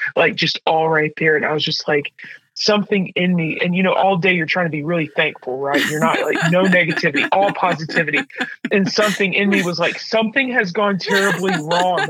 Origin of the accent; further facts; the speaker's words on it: the rural South, United States; moved away as an adult; now in Midwest, United States; I was raised in the rural South, and so it was close in the Bible Belt